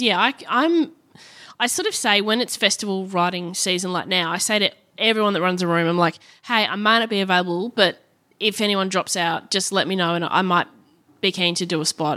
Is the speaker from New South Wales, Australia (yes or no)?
no; Brisbane, Queensland, Australia; also born or lived in Perth; starting my show there in Brisbane 'cause it's my hometown